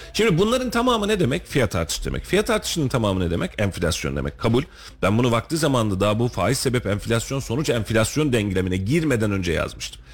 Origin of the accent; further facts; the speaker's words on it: Turkey; Biz de Türküz